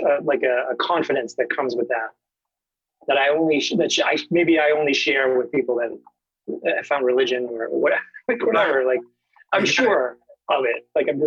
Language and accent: English; Plymouth, Massachusetts, United States; I'm from the South Shore, Plymouth, to be exact. Which is, you know, 40, 45 miles south of Boston. Oh, okay. That's where I grew up.